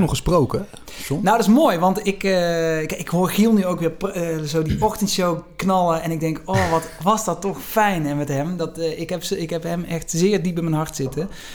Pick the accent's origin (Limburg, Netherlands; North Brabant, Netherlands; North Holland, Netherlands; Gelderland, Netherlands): Limburg, Netherlands; Venlo; accent: soft G; ik in mijn geboortestad uh, Prins Carnaval werd